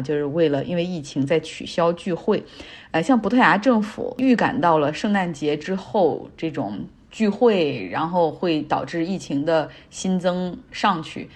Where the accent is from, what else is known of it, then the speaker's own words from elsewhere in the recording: Harbin, Heilongjiang, China; now in United States; 我的老家哈尔滨